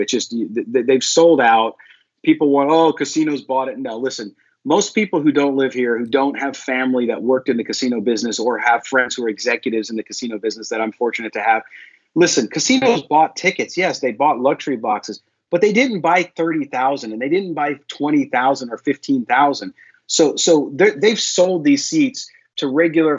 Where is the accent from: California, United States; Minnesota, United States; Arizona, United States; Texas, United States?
California, United States; San Diego; I grew up again in San Diego, and so I was unfortunately and still a long suffering Padres fan